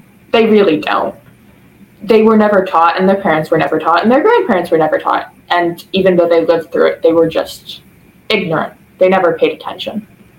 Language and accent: English; Southern Illinois, United States; I am from Southern Illinois